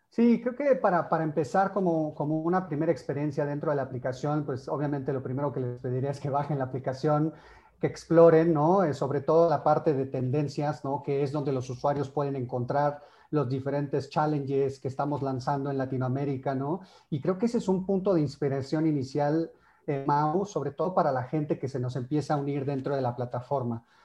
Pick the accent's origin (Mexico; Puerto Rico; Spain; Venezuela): Mexico; tenemos acá como mexicanos